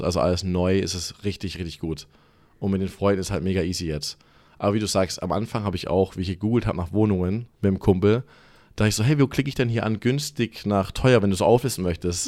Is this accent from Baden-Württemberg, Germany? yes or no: yes; Stuttgart, Baden-Württemberg, Germany; accent: German; moved away as an adult; now in Los Angeles, United States; Ich bin so vor circa zweieinhalb Jahren ausgewandert, direkt aus Stuttgart. Geboren, aufgewachsen die meiste Zeit da.